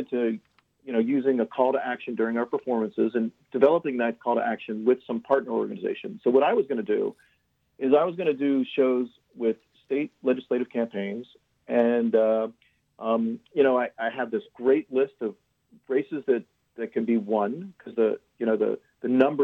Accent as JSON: {"language": "English", "town": "Lauderhill", "region": "Florida", "country": "United States", "tie": "born or raised there", "also_born_or_lived": "North Miami / East Coast / Los Angeles", "moved": "as an adult", "lives_now": "San Francisco, United States", "said": "I grew up in, I spent a little time in North Miami, but I grew up in the Fort Lauderdale area in Lauderhill."}